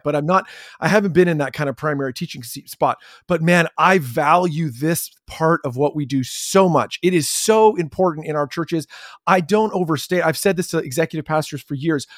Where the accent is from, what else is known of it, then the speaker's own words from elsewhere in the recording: Chatham, Ontario, Canada; I grew up in Chatham, Ontario